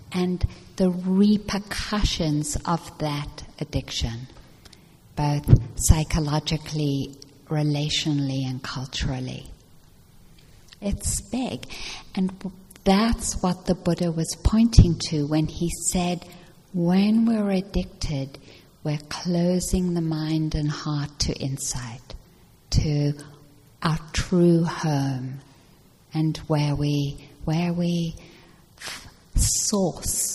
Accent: South Africa; moved away; I grew up in South Africa, and I grew up during the years of apartheid

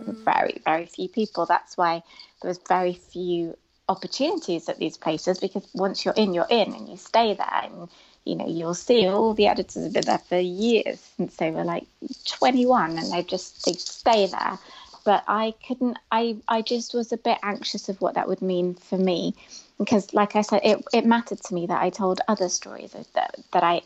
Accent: United Kingdom; a British Muslim female Asian young woman

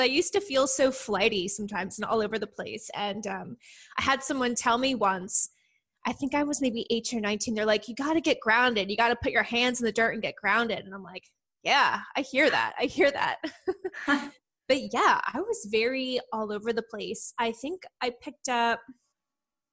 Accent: Philadelphia, Pennsylvania, United States; moved away as an adult; now in Princeton, United States; I'm actually from the outskirts of Philadelphia

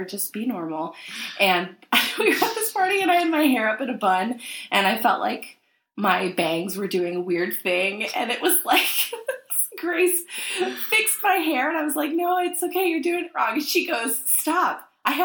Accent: Northern Virginia, United States; moved away as an adult; also born or lived in New York City, United States / Washington, D.C., United States; now in Nashville, United States; I grew up in Northern Virginia, and even though it's a part of Virginia, it definitely is like a blue part of the state.

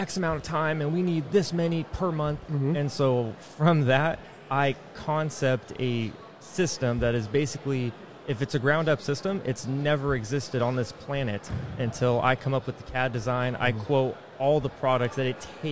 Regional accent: Sacramento, California, United States; moved away as an adult; also born or lived in Texas; now in St. Joseph, Michigan, United States; I actually grew up and was born and raised in Cali, Sacramento area

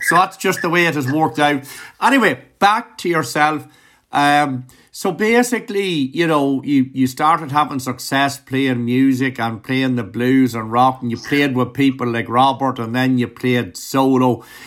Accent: Ireland; as an Irishman

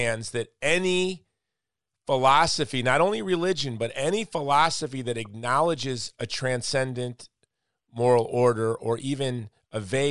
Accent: Hawaii, United States; I'm from Hawaii

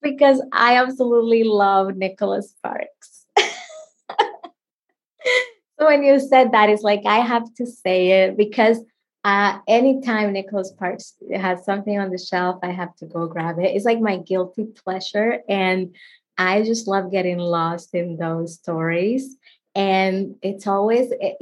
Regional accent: Dominican Republic; first language Spanish; English is a second language; moved away as an adult; now in United States; I grew up in the Dominican Republic.

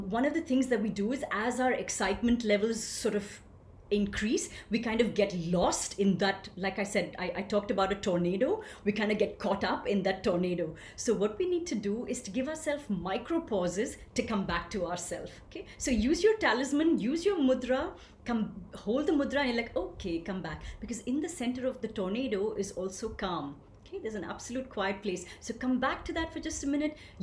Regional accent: India; I grew up gloriously in a small town in India. And what could be a more authentic expression of that than my unique accent?

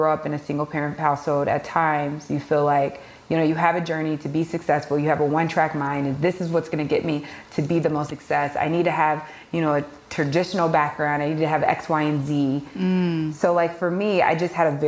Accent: Kansas City, Missouri, United States; I'm originally from Kansas City, Missouri

